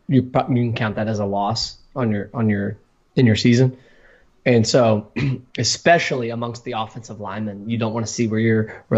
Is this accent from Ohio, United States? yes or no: yes; Dublin, Ohio, United States; moved away; Garrett used to live in Dublin, where I grew up in Columbus.